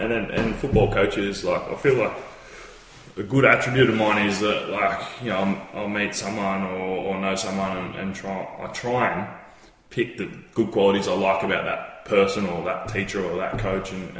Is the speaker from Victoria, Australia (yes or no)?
yes; Phillip Island, Victoria, Australia; I grew up in Phillip Island